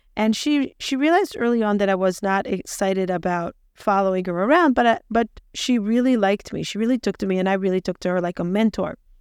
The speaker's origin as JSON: {"language": "English", "country": "Israel", "tie": "born or raised there", "also_born_or_lived": "Peoria, Illinois, United States", "moved": "as an adult", "said": "I was born in Peoria, Illinois, moved to Israel when I was two, grew up in Israel till I was twenty-six"}